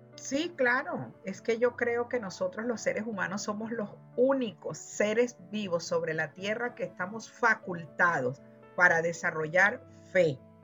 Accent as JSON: {"language": "Spanish", "country": "Venezuela", "moved": "yes", "said": "decimos en mi país, en Venezuela"}